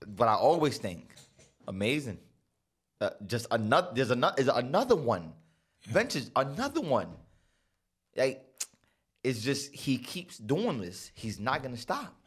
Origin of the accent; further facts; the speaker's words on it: San Miguelito, Panama; I came from San Miguelito